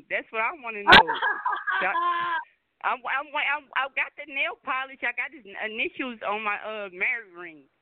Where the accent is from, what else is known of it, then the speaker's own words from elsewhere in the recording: Oakland, California, United States; I'm from Oakland, California.